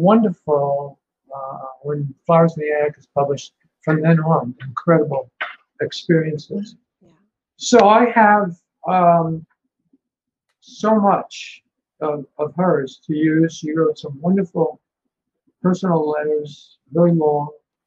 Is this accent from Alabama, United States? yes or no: no; New York, United States; moved away; also born or lived in California; I'm originally from New York